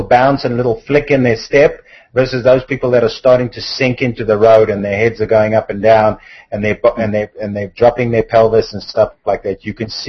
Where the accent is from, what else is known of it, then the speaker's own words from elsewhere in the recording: South Africa; moved away; I come from South Africa originally